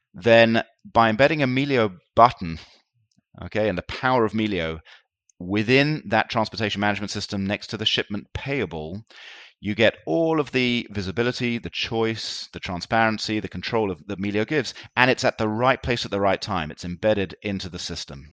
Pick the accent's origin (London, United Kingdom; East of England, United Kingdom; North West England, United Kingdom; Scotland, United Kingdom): London, United Kingdom; moved away as an adult; now in Tel Aviv, Israel; I, uh, grew up in London, and I went to school in London